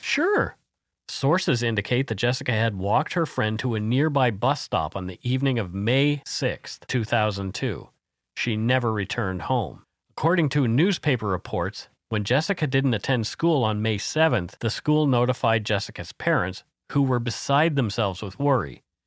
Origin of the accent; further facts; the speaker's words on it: Canada; We are ordinary Canadian schmucks